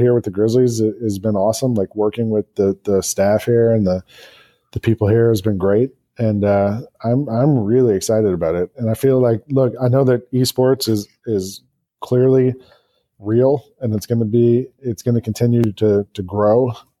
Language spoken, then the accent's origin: English; Atlanta, Georgia, United States; also born or lived in New York City; now in Memphis, United States; I grew up in Atlanta and, being from the South, my wife and I talked about moving back South at some point